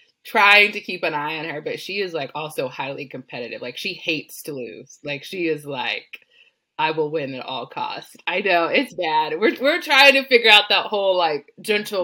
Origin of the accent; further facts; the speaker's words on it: Texas, United States; I grew up in Texas